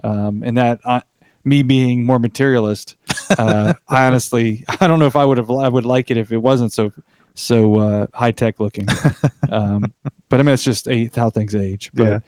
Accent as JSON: {"language": "English", "region": "North Carolina", "country": "United States", "tie": "born or raised there", "said": "we grew up in mostly in Wilkes County. So, of course, you have North Wilkesboro Speedway."}